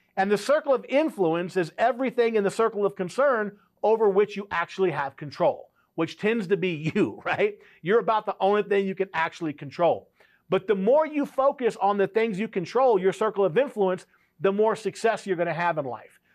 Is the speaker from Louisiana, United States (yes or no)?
yes; South Louisiana, United States; I grew up in South Louisiana